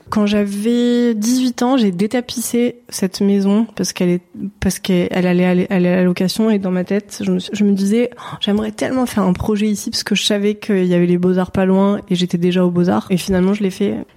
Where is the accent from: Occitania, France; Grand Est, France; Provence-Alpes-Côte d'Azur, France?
Provence-Alpes-Côte d'Azur, France; Marseille; je viens de Marseille.